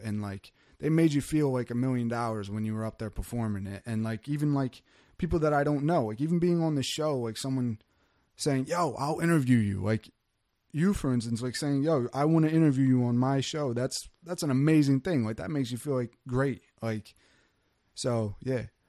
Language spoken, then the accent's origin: English; Wildwood, New Jersey, United States; moved away as an adult; also born or lived in Cape May Court House, New Jersey; now in Woodbine, United States; I'm from Wildwood